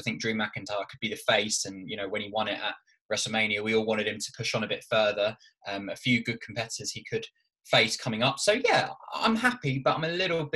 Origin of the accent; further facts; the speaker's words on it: Ireland; I am Irish